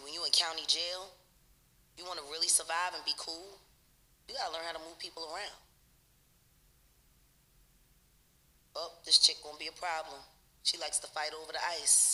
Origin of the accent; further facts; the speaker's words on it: Philadelphia, Pennsylvania, United States; I'm from North Philly.